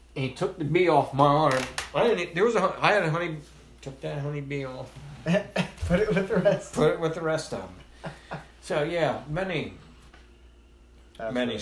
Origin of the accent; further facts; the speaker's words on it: Carlisle, Pennsylvania, United States; also born or lived in North Carolina; I was born and raised in Carlisle.